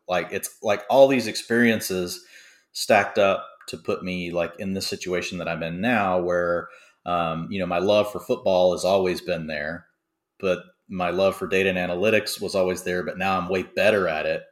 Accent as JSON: {"language": "English", "town": "Dallas", "region": "Texas", "country": "United States", "said": "I'm from Dallas"}